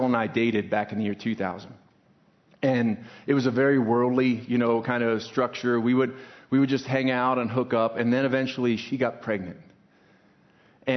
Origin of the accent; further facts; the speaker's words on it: Pennsylvania, United States; moved away as an adult; also born or lived in Maryland; now in Boise, United States; I was born in Maryland, grew up in Pennsylvania